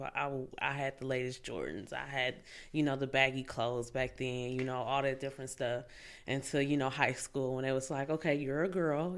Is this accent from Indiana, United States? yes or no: yes; Fort Wayne, Indiana, United States; also born or lived in Tennessee; now in Indianapolis, United States; I'm from Fort Wayne, Indiana.